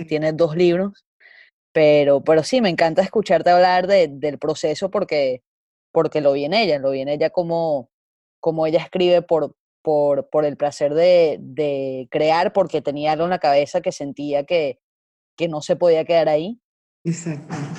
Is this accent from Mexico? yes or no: no; Venezuela; moved away